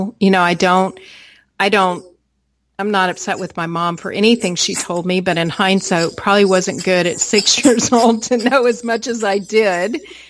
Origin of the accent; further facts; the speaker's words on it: United States; born there; You know, I was born in America.